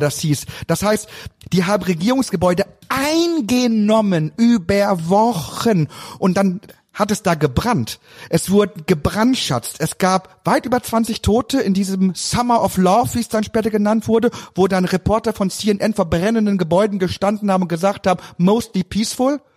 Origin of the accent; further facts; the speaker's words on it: Emsland, Lower Saxony, Germany; moved away; also born or lived in Cologne; bei uns im Emsland